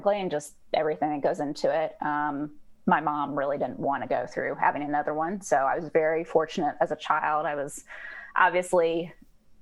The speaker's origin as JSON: {"language": "English", "region": "Georgia", "country": "United States", "tie": "born or raised there", "said": "I'm born and raised in Georgia, which makes me a sort of a unicorn, an anomaly down here"}